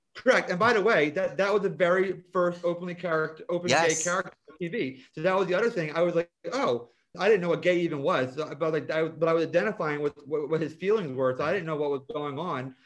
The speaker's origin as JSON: {"language": "English", "town": "Vineland", "region": "New Jersey", "country": "United States", "tie": "born or raised there", "also_born_or_lived": "Ocean City, New Jersey", "said": "I grew up in Vineland"}